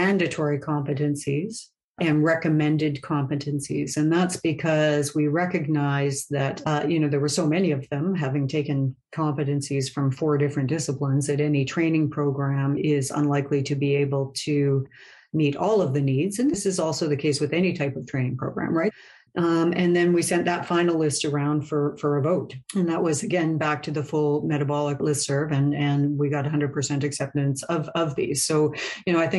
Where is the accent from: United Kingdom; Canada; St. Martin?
Canada; I'm Canadian